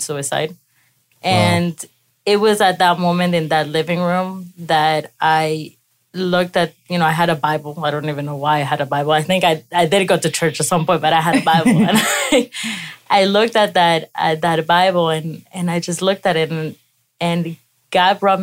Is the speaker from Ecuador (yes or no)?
yes; Ecuador; moved away; I was raised in Ecuador